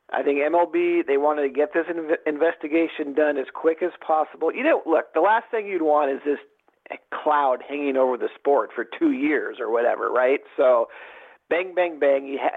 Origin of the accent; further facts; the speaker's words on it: Seattle, Washington, United States; I'm from Seattle